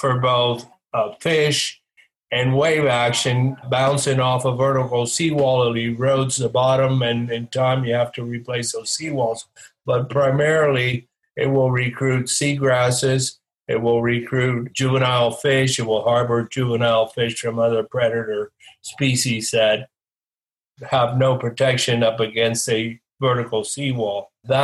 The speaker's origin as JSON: {"language": "English", "town": "West Palm Beach", "region": "Florida", "country": "United States", "tie": "born or raised there", "said": "I grew up in West Palm Beach"}